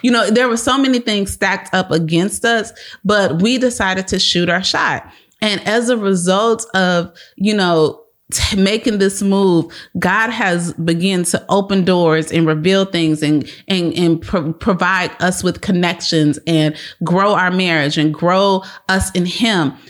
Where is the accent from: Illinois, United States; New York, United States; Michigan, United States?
Illinois, United States; Chicago; moved away as an adult; now in Texas, United States; We are from Chicago, born and raised South Sweet.